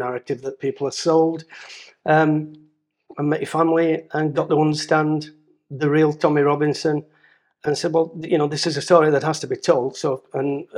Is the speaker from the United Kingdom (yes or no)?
yes; Dewsbury, Yorkshire and the Humber, United Kingdom; moved away as an adult; I'm Dewsbury born and bred